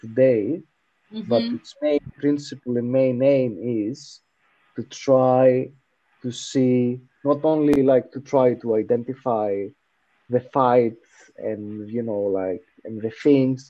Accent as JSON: {"language": "English", "country": "Greece", "said": "we come from Greece"}